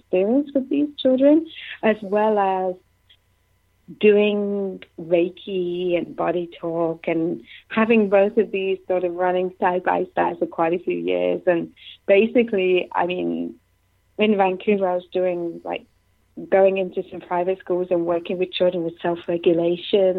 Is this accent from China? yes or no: no; Nottingham, East Midlands, United Kingdom; moved away as an adult; now in Canada; I'm from England, from Nottingham